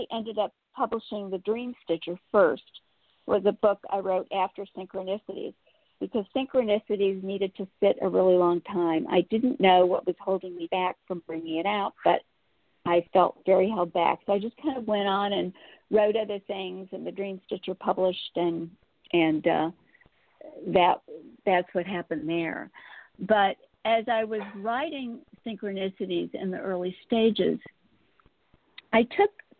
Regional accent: St. Louis, Missouri, United States; I'd been born and bred in St. Louis

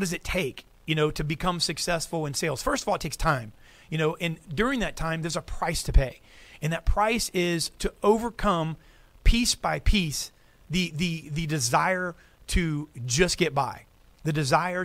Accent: United States; I'm American

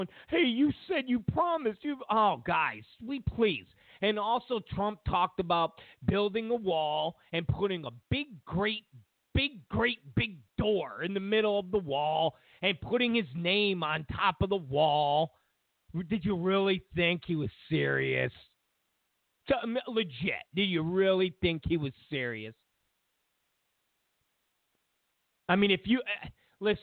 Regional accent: New York, United States; I'm from New York

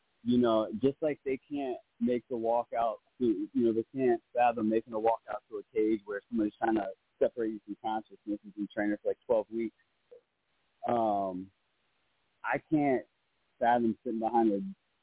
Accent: Maryland, United States; I'm from Maryland

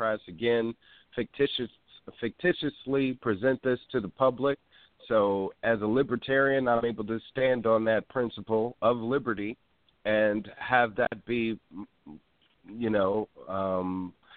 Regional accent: Wisconsin, United States; now in California, United States; I'm from Wisconsin

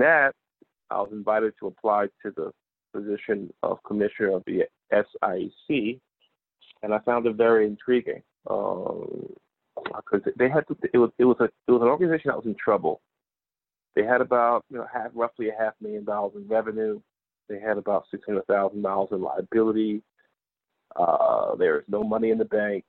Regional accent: Newark, New Jersey, United States; I'm originally from New Jersey, born and raised, born in Newark, New Jersey.

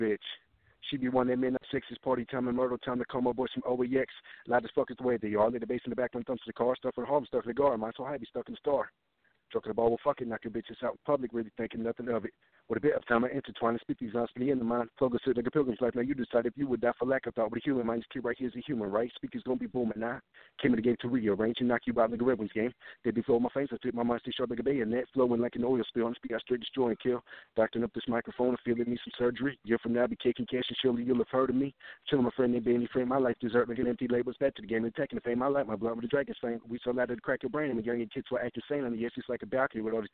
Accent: Flint, Michigan, United States; moved away; I was born in Flint, Michigan, and I've traveled all around.

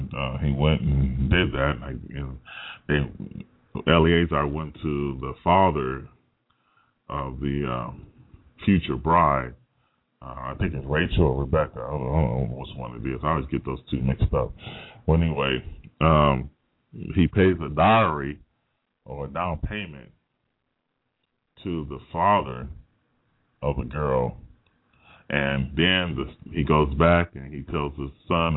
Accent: United States; I'm an American

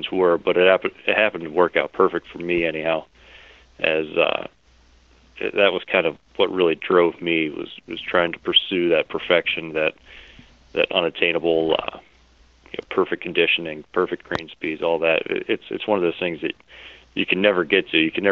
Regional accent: Bellefonte, Pennsylvania, United States; moved away as an adult; also born or lived in Pittsburgh, Pennsylvania; now in Dublin, Ohio, United States; that's where I grew up, right there in Happy Valley. I grew up in Bellefonte

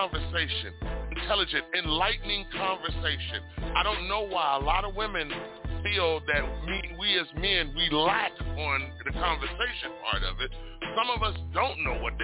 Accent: Richmond, California, United States; I was born and raised in Richmond, California

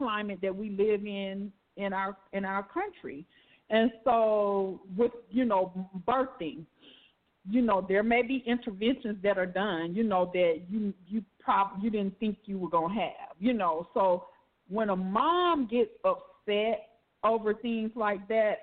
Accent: Alabama, United States; I'm from Alabama

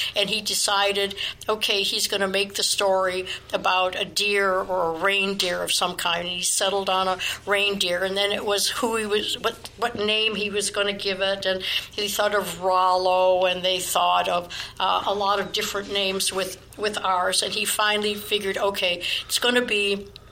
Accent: Chicago, Illinois, United States; I was born in Chicago

